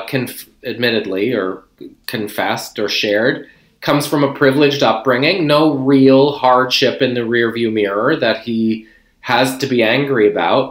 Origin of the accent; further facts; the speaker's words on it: outside of Charlottetown, Prince Edward Island, Canada; I grew up in Prince Edward Island, outside of Charlottetown.